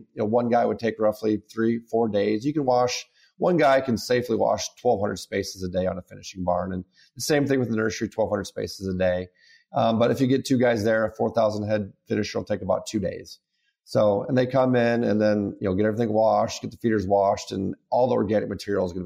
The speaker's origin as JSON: {"language": "English", "town": "Carroll", "region": "Iowa", "country": "United States", "said": "I'm from Carroll, Iowa."}